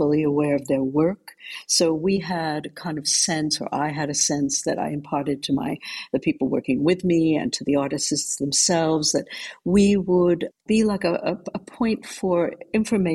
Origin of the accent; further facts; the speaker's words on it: New York, United States; moved away as an adult; now in London, United Kingdom; I came originally from New York